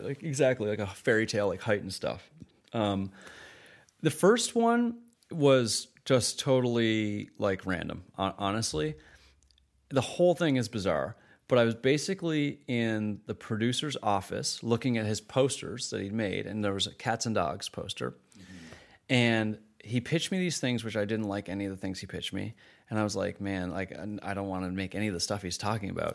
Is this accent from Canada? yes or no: yes; Canada; as a Canadian independent filmmaker